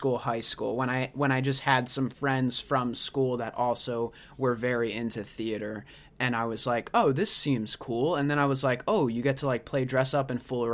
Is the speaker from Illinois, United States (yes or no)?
no; right outside of Philadelphia, Pennsylvania, United States; moved away; also born or lived in Montclair; I grew up right outside of Philly